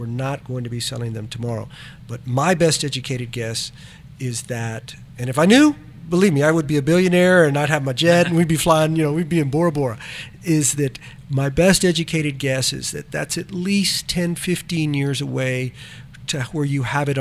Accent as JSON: {"language": "English", "region": "South Texas", "country": "United States", "said": "we're from South Texas"}